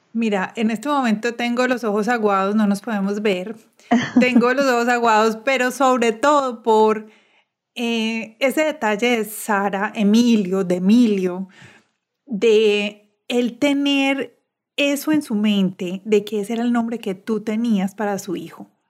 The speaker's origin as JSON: {"language": "Spanish", "town": "Medellín", "region": "Antioquia", "country": "Colombia", "said": "Soy, de Medellín y casi todos los colegios son católicos"}